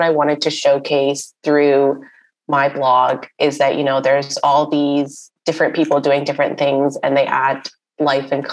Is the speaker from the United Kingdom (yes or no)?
no; Karachi, Sindh, Pakistan; moved away as an adult; now in Toronto, Canada; I had this small online business back in my hometown of Karachi